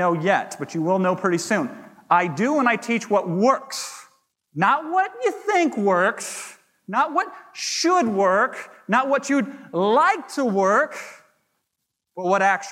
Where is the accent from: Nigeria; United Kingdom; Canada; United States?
United States; Iowa; a small town Iowa boy